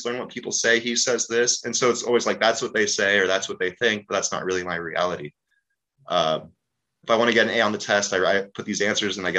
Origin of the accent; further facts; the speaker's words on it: Cape Town, Western Cape, South Africa; I was born in Cape Town, South Africa during the apartheid